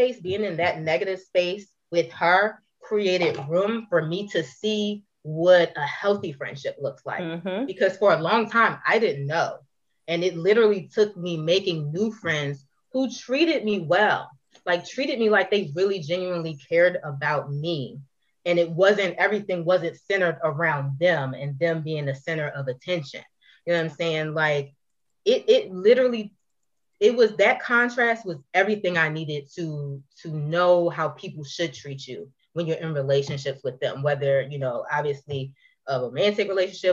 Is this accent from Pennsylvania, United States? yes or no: yes; Philadelphia, Pennsylvania, United States